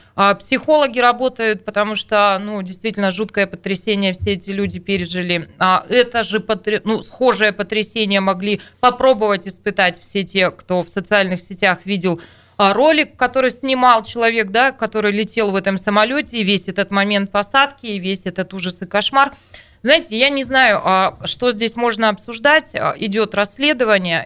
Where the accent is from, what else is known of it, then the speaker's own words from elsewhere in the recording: Tayshet District, Irkutsk Oblast, Russia; Это Тайшетский, моя малая родина